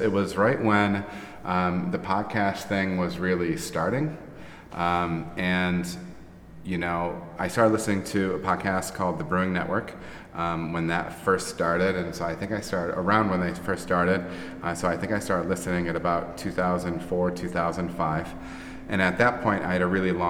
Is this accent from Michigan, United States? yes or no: yes; north of Grand Rapids, Michigan, United States; now in Ohio, United States; Born and raised in Michigan